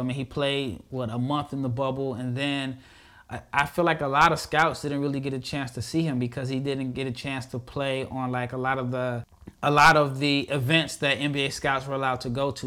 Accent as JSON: {"language": "English", "region": "Nebraska", "country": "United States", "tie": "born or raised there", "said": "I'm born and raised in Nebraska"}